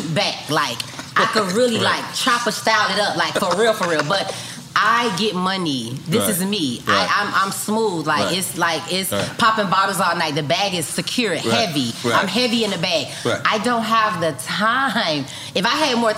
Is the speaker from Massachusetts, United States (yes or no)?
no; Miami, Florida, United States; I'm from Liberty City, Miami, Florida